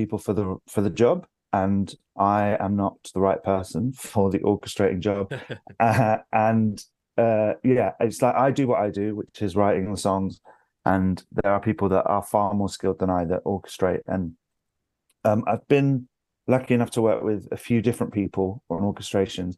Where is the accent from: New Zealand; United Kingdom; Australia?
United Kingdom; London; moved away as an adult; now in York, United Kingdom; I'm from London. I've lived there all of my life, apart from when I was at drama school